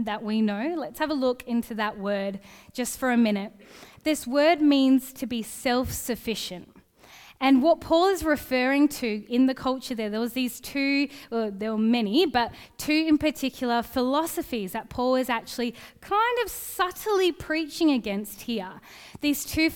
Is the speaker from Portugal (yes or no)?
no; Gosnells, Western Australia, Australia; I grew up in Gosnells